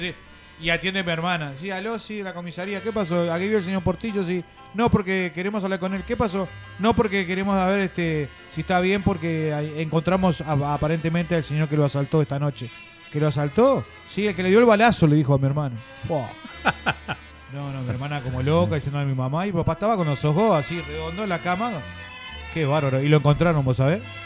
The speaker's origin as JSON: {"language": "Spanish", "region": "Montevideo", "country": "Uruguay", "moved": "yes", "lives_now": "United States", "said": "Yo vivía en el Parque Posada"}